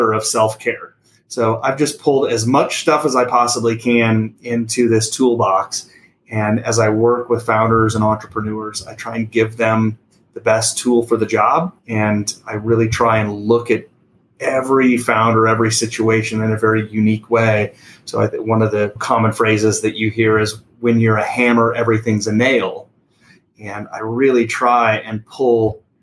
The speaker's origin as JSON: {"language": "English", "town": "Sargent", "region": "Nebraska", "country": "United States", "tie": "born or raised there", "also_born_or_lived": "Belgium", "said": "I grew up in a tiny little town in the middle of central Nebraska"}